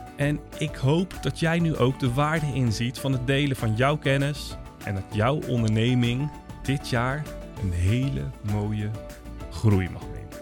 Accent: Netherlands; wij als Nederlanders

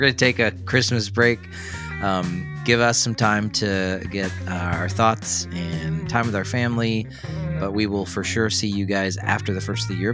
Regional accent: Tennessee, United States; moved away; I'm from Tennessee, so we say root

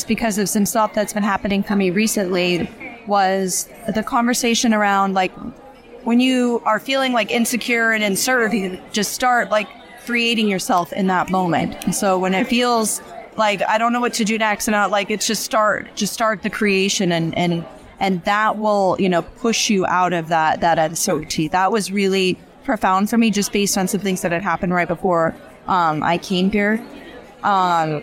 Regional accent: Washington, District of Columbia, United States; I'm from Washington, D.C.

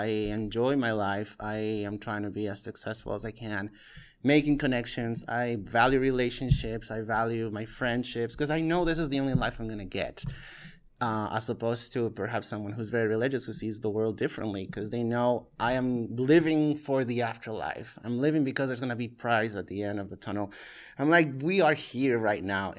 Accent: Peru; moved away; I was born and raised in Peru, which is a very Catholic by default country

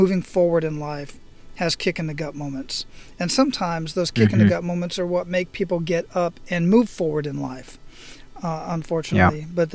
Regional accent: Phoenix, Arizona, United States; now in Hawaii, United States; I was born and raised in Phoenix, Arizona. I live out here in Hawaii

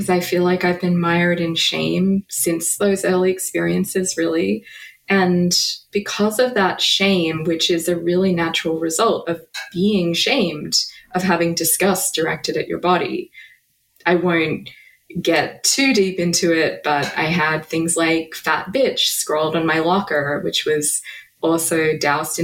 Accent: about an hour outside of Melbourne, Victoria, Australia; moved away; I am an Australian author and philosopher. I grew up about an hour outside of Melbourne

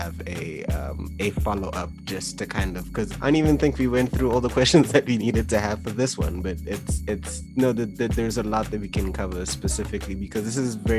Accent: Kenya; I grew up in Kenya and Generations was on in Kenya as a primetime show.

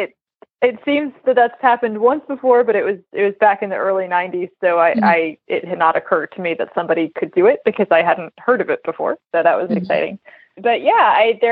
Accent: Central Virginia, United States; I grew up in Central Virginia

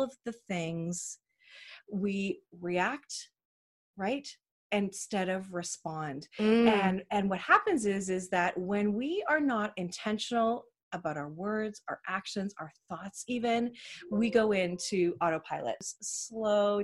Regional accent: Canada; Proud Canadians. Yep, unapologetic.

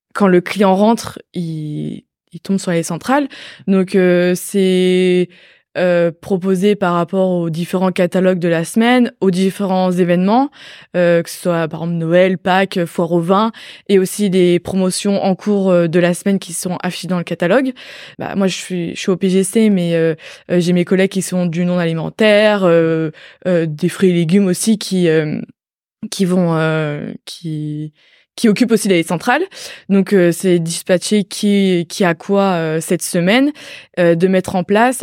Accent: Brittany, France; moved away as an adult; now in Angers, France; je venais de Bretagne de base

